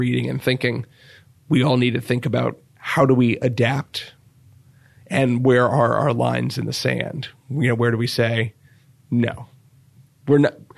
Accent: Stafford County, Virginia, United States; moved away as an adult; also born or lived in Washington, D.C. / Maryland / Michigan / Hartford, Connecticut; I grew up in Stafford County, which is about 40 miles south of Washington, D.C.

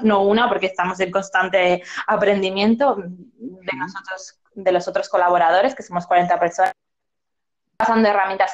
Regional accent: Zaragoza, Aragon, Spain; yo soy de Zaragoza

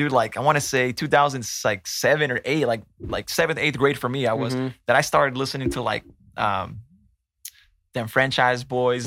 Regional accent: Tracy, California, United States; born or raised there; also born or lived in San Mateo, California

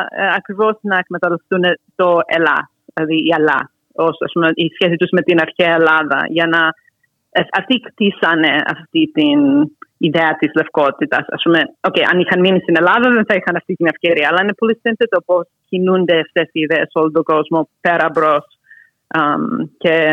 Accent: United States; άρα ως Ελληνοαμερικάνα που ήμουν στο, μια τις γενιές που είχαν ε, φτάσει στο να είμαστε λευκοί.

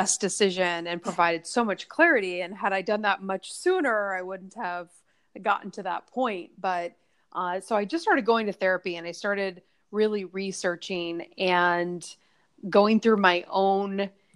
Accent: Nebraska, United States; now in New York City, United States; I'm mostly 100% in New York City, but I'm from Nebraska originally, when I go home, I see family

